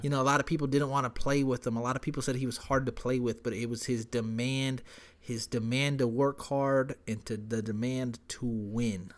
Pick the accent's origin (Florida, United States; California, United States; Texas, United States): Texas, United States; San Antonio; I'm from San Antonio